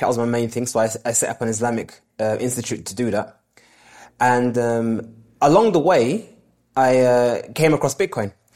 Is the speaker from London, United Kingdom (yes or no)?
yes; London, United Kingdom; born and raised in London